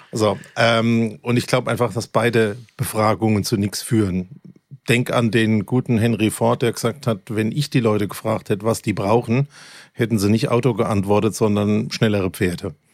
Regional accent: Germany; accent: Kurpfälzisch; first language Kurpfälzisch; meine Muttersprache ist meine Kurpfälzig. Nicht, also. Meine Muttersprache ist Kurpfälzig.

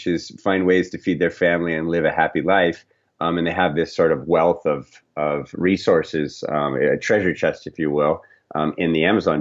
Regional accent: Scottsdale, Arizona, United States; also born or lived in Florida; now in Southern California, United States; when I was about 9 years old, we moved to Scottsdale, Arizona

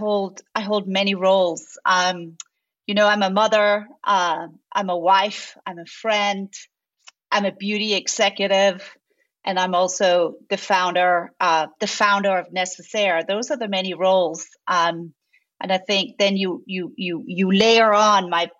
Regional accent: Denmark; moved away as an adult; now in United States; I grew up in Scandinavia. I grew up in Denmark.

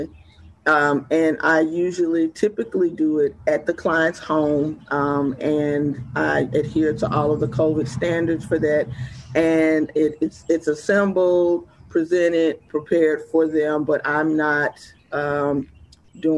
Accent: West Point, Mississippi, United States; also born or lived in Atlanta, Georgia / Jackson, Mississippi; I'm originally born and raised in West Point, Mississippi. So I am I'm definitely a Mississippi girl

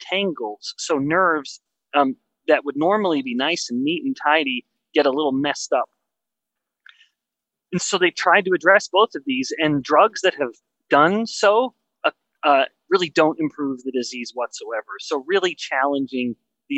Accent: Western Canada, Canada; I'm from Western Canada

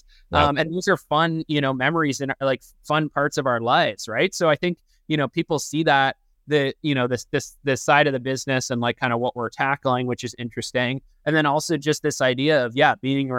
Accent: Canada; now in United States; I'm originally Canadian.

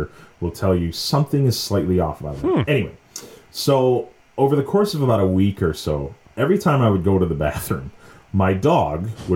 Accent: Chicago suburbs, Illinois, United States; now in Chicago, United States; I was born and raised in the suburbs, which means I am not allowed to say I'm from Chicago.

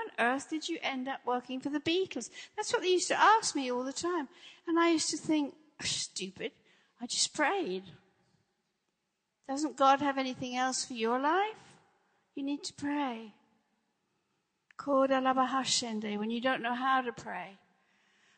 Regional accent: England, United Kingdom; moved away; also born or lived in Los Angeles; I grew up in England. I grew up in a Christian country

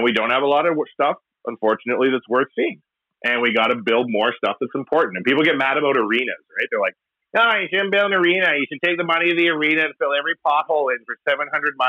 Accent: Edmonton, Alberta, Canada; we're from Edmonton

